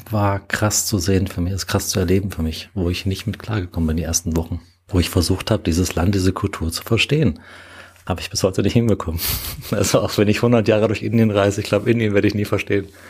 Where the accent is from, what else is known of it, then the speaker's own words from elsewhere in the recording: Dessau, Saxony-Anhalt, Germany; moved away as an adult; also born or lived in Freising / Berlin; now in Munich, Germany; geboren und aufgewachsen bin ich in Dessau, Sachsen-Anhalt und bin 2006 nach Freising gezogen